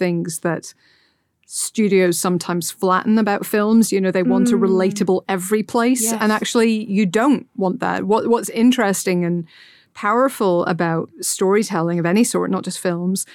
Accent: Portstewart, Northern Ireland, United Kingdom; I grew up in Port Stewart, County Derry

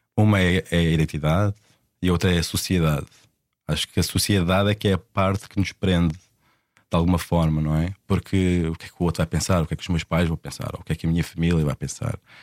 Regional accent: Portugal; moved away as an adult; also born or lived in London; como eu sou português e as nossas famílias estão tão enraizadas em Portugal

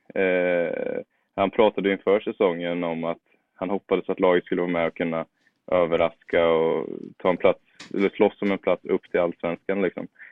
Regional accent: Motala, Östergötland, Sweden; also born or lived in Norrköping; Jag är ju från Norrköpingstrakten från början. Sen flyttade vi med familjen till eh, Motala, så växte jag väl stora delar upp där.

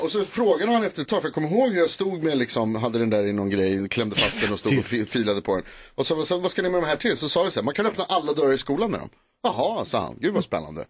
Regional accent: Stockholm, Stockholm County, Sweden; Jag är uppväxt på Knivsöder i Stockholm

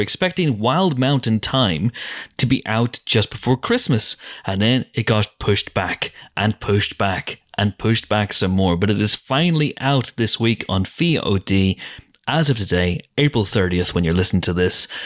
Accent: Northern Ireland, United Kingdom; accent: Northern Irish; We're from the north

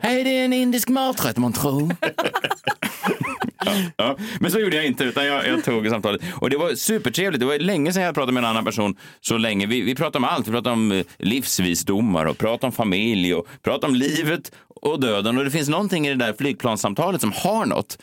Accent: Sweden; det som vi svenskar saknar

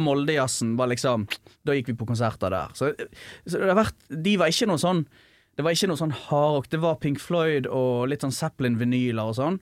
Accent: an island 30 minutes from Bergen, Vestland, Norway; jeg har vokst opp på landet, sant. Eller ja. 30 minutter fra Bergen, da. Ja. På en øy

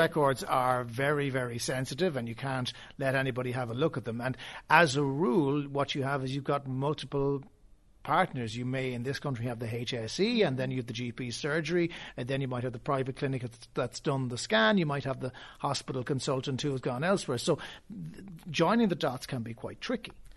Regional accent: Cork, Munster, Ireland; we're all from Cork

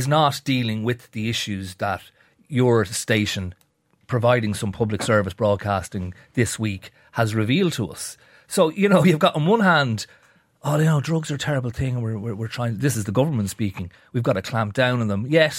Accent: Dublin, Leinster, Ireland; Now, you and I are both from Dublin. I'm from the North County Dublin. It was known as far back as when I was a kid in the 80s

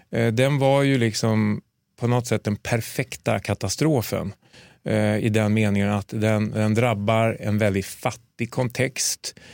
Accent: Sweden; Och då, för, som svensk kirurg, att komma ut, ja, men då blir det liksom krigskirurgi, det blir humanitär verksamhet.

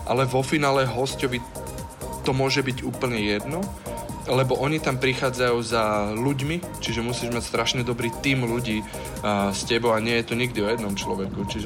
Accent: Žilina, Žilina Region, Slovakia; moved away as an adult; now in Singapore; som prišiel zo Žiliny z malého mesta

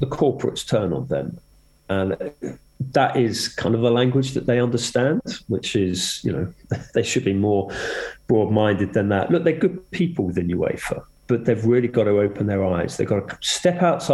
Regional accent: England, United Kingdom; as an Englishman

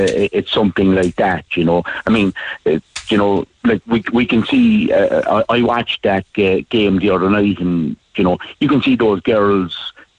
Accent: Crosshaven, Munster, Ireland; I'm from Crosshaven

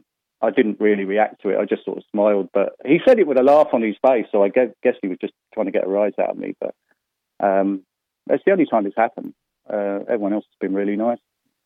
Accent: London, United Kingdom; moved away as an adult; now in Ireland; I'm from London originally. I married an Irish girl, and we came back here in 2005.

